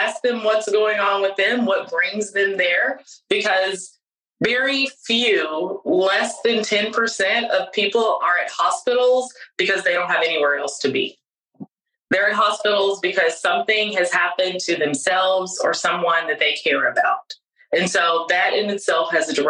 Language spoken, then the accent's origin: English; Dime Box, Texas, United States; I was from Dime Box, Texas